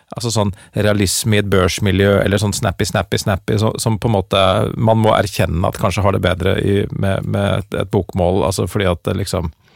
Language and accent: Norwegian; Oslo, Norway; accent: Oslo-mål; first language Norwegian and Dutch; jeg snakker jo og på en måte agerer jo på bokmål, fordi at det er det jeg har Eller på Oslo-mål